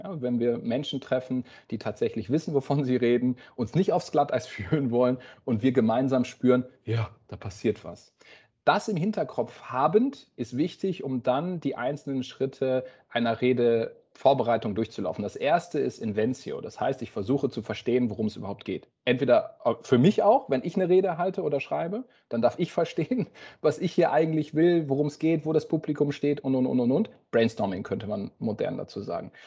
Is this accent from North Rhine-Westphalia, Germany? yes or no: no; Oldenburg, Lower Saxony, Germany; moved away as an adult; also born or lived in Tübingen / Baden-Württemberg; Wir kommen aus Oldenburg, das würden wir als Heimat bezeichnen, im Norden von Deutschland, bei Bremen.